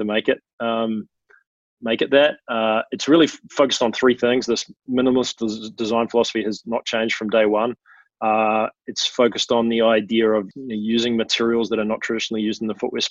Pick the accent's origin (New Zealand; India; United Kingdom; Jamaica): New Zealand; Wellington; moved away as an adult; also born or lived in San Francisco; I was back in Wellington playing soccer for the Wellington Phoenix in my hometown